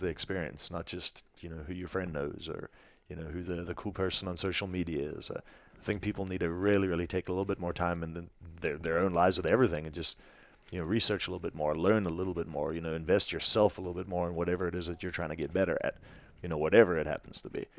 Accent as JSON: {"language": "English", "country": "South Africa", "tie": "born or raised there", "moved": "yes", "said": "growing up in South Africa"}